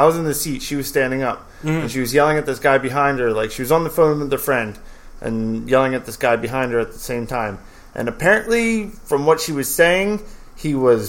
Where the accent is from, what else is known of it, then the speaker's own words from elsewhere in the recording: Media, Pennsylvania, United States; I'm from Media, Pennsylvania.